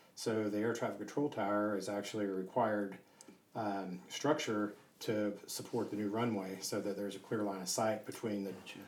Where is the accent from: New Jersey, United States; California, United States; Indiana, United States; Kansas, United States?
California, United States; Southern; moved away; also born or lived in Ohio; I grew up in uh, Southern California so I was born in Ohio, then moved out to Southern California when you know I was a little boy